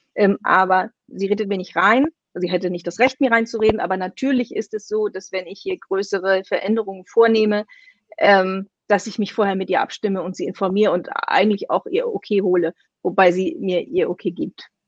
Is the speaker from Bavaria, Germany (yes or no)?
no; Kiel, Schleswig-Holstein, Germany; moved away as an adult; also born or lived in Berlin; ich bin gebürtige Kielerin und 24 Jahre meines Lebens habe ich hier gelebt